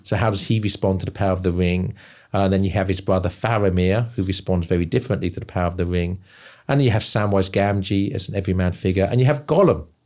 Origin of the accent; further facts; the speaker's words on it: England, United Kingdom; now in South Carolina, United States; I'm from England, end up living in South Carolina.